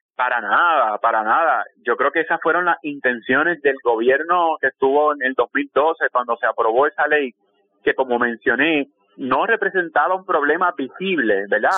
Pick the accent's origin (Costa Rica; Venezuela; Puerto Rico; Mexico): Puerto Rico; en el caso de Puerto Rico, que somos un territorio de los Estados Unidos